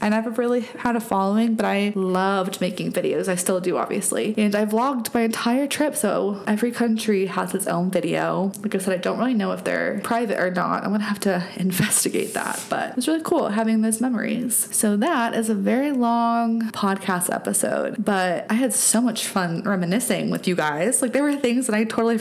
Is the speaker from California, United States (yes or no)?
no; Telluride, Colorado, United States; Telluride on the back of it, which is my hometown